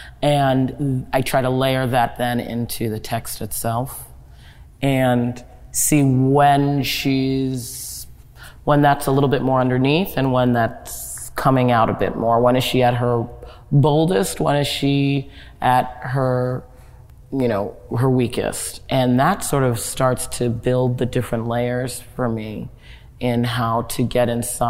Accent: Nigeria; I am very proudly Nigerian, and I have no problem saying so over and over again. I am proudly Nigerian.

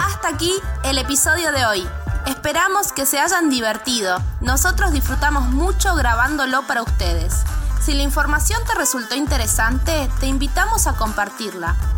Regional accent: Argentina; en, Argentina le decimos la hinchada

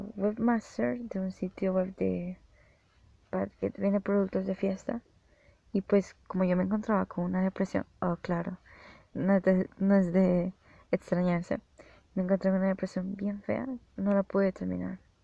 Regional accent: El Salvador; yo soy de El Salvador

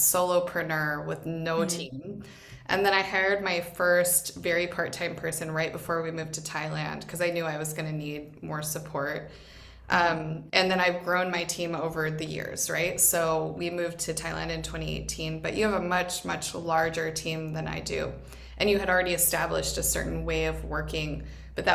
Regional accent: Boise, Idaho, United States; moved away as an adult; also born or lived in Dominican Republic / Vietnam / Ohio; Boise is my hometown

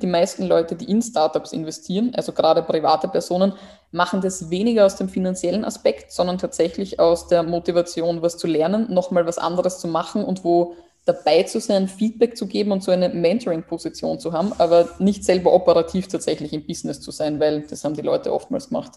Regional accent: Burgenland, Austria; moved away; ich komme aus dem Burgenland

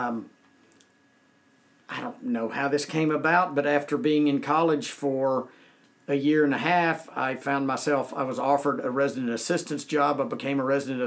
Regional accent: Conroe, Texas, United States; I went to work at a bank in Conroe, Texas, where I was born and raised.

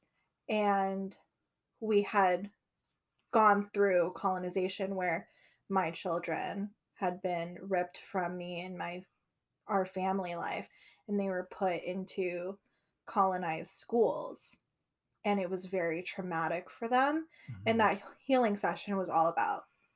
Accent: United States; first language English; my experience being an American, but also the experience of my ancestors

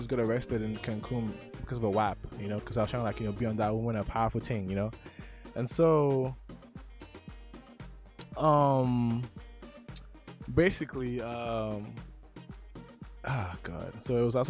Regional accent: Nigeria; I'm Nigerian

